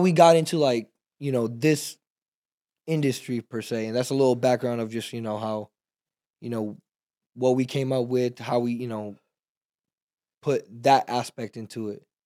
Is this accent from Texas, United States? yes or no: yes; Texas, United States; also born or lived in Pakistan; we're from Texas